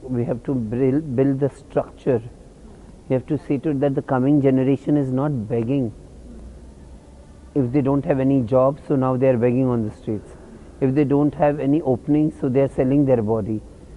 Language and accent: English; India; I, as an Indian, I would ever be a respected Indian of as a transgender woman.